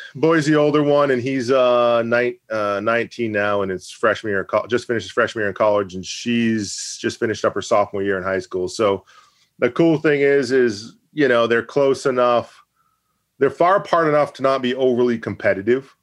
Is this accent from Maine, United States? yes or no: yes; Maine, United States; also born or lived in Massachusetts; I'll never truly been from Maine, even though I've lived here since I was eight years old